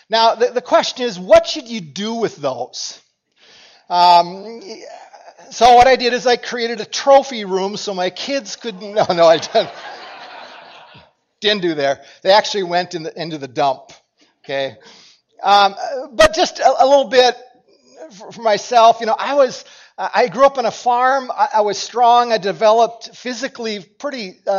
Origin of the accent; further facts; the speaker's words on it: Cokato, Minnesota, United States; And, and for us, as I grew up in Cokato, and Dassel-Cokato was the school that merged in my senior year.